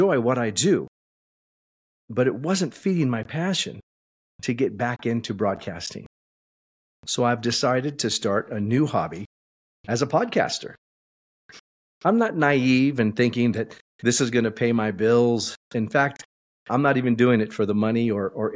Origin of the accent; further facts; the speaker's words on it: Southern California, United States; moved away as an adult; also born or lived in Idaho; now in Eagle, United States; Cathy and I were both born and raised in Southern California